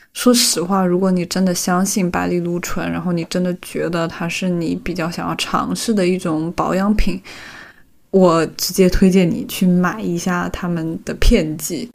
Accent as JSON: {"language": "Chinese", "country": "China", "said": "就酒文化对于我们中国人的意义。是没有办法被轻易抹除掉的。"}